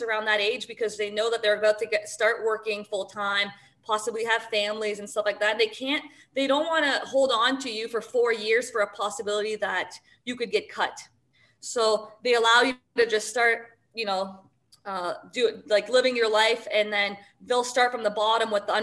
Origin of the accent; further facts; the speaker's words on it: Sarnia, Ontario, Canada; moved away as an adult; also born or lived in Madison, Wisconsin / Montreal; now in Toronto, Canada; we grew up in Ontario, like the five girls.